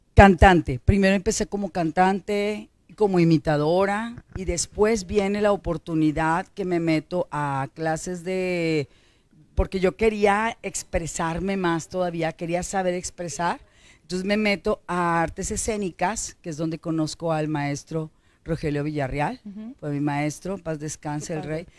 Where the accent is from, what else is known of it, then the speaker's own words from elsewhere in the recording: Monterrey, Nuevo León, Mexico; Nací en Monterrey, Nuevo León, ser regiomontana, totalmente regiomontana, 100%